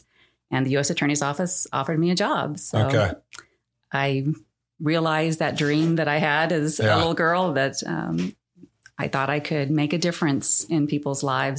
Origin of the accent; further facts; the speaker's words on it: Phoenix, Arizona, United States; Yes, I was raised in the Valley, lived in a Christian family, went to a very small church, really not too far from here, 91st Avenue and Indian School.